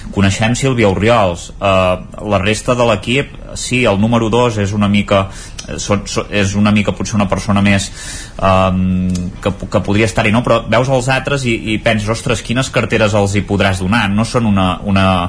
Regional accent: Campdevànol, Catalonia, Spain; jo sóc de Canal

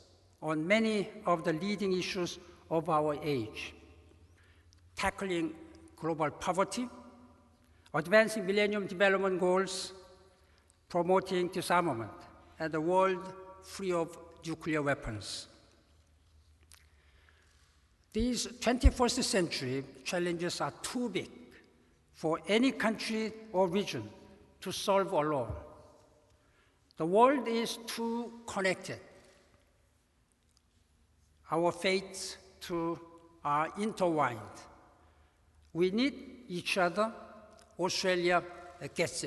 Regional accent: South Korea; moved away as an adult; I grew up in Korea, in poverty and war of Korea

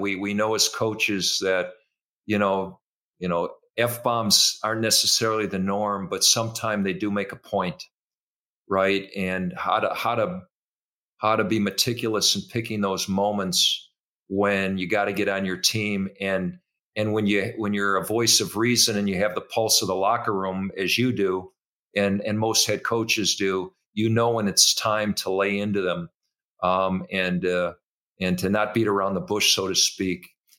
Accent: Minnesota, United States; also born or lived in Iowa; he was a famous coach to all of us growing up in Minnesota and Iowa.

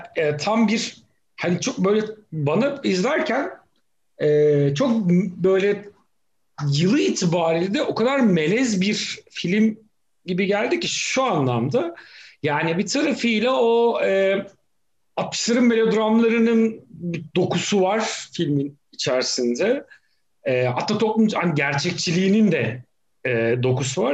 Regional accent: Black Sea Region, Turkey; Ben Karadeniz'de büyüdüm.

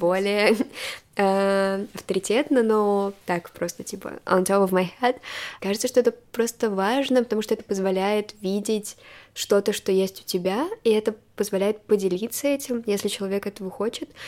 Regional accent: Moscow, Russia; я родилась в Москве, у меня были хорошие образовательные возможности

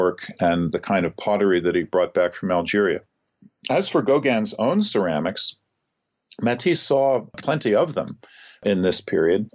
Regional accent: St. Louis, Missouri, United States; the St. Louis Art Museum, my hometown museum

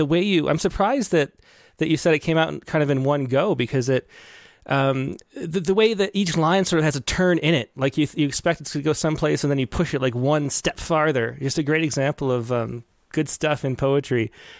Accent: Rochester, New York, United States; I grew up in Rochester.

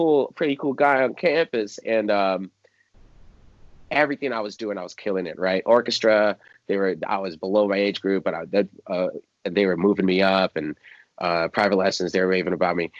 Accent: just outside of DC, Maryland, United States; I grew up in just outside of DC. So Maryland, DC area

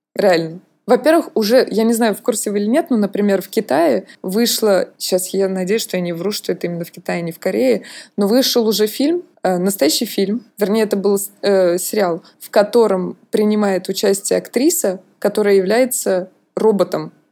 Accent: Russia; now in France; как у русского человека

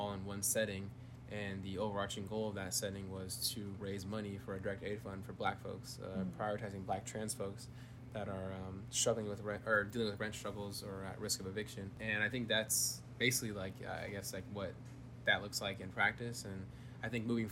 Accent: Bay Area, California, United States; moved away as an adult; now in Isla Vista, United States; I'm from the Bay Area

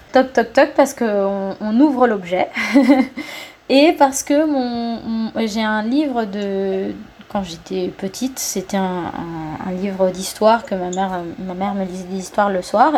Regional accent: Cuba; moved away as an adult; now in France; j'ai vécu quand j'étais petite ici en France, mais ensuite j'ai vécu pendant 10 ans, 11 ans à Cuba

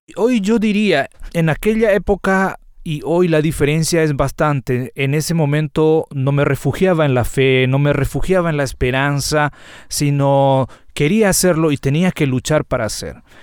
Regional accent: Paraguayan Chaco, Paraguay; Particularmente nací y crecí eh, en el Chaco paraguayo

